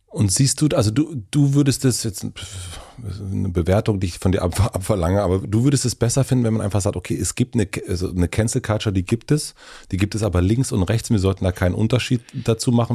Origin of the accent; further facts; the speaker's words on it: Brandenburg, Germany; Ich bin in Brandenburg aufgewachsen